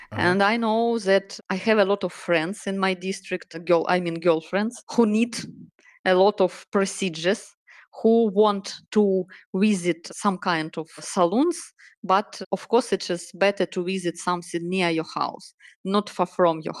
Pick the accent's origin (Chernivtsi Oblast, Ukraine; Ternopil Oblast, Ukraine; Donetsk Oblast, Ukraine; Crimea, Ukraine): Donetsk Oblast, Ukraine; English is a second language; also born or lived in Kyiv; I'm Ukrainian. I was born in Ukraine in Donetsk region, uh, but uh, I studied in Kiev so I have a high graduation in Kiev in university.